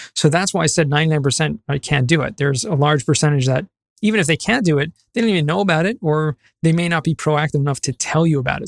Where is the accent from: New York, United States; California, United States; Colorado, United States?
California, United States; Los Angeles; moved away as an adult; also born or lived in San Diego; now in Jerusalem, Israel; I grew up in Southern California, um, San Fernando Valley.